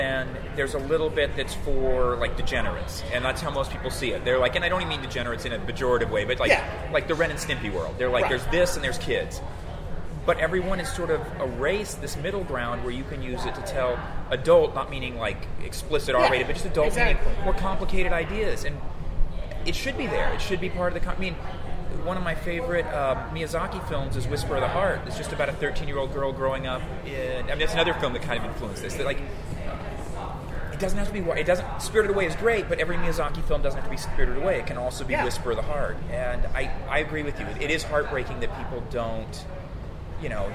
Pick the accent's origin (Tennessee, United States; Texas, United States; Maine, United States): Texas, United States; as a kid growing up in Texas